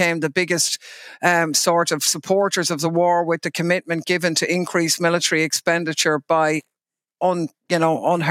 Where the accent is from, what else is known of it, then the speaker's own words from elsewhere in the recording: Ireland; for us as Irish people